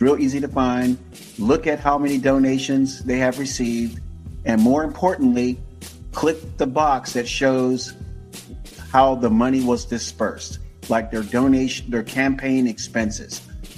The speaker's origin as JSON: {"language": "English", "town": "Tampa", "region": "Florida", "country": "United States", "tie": "born or raised there", "said": "Born at Tampa General Hospital in Tampa, Florida."}